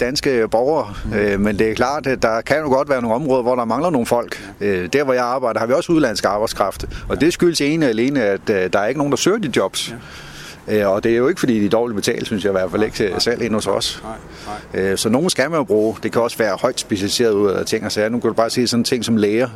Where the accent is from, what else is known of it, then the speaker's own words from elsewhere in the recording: Korsør, Zealand, Denmark; da jeg voksede op i Korsør, havde vi jo lægernes hus